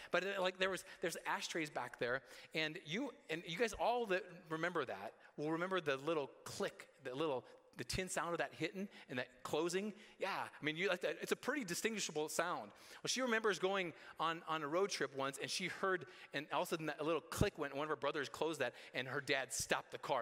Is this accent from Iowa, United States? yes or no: yes; Roland, Iowa, United States; from Roland, my, my hometown, to Story City, where our high school was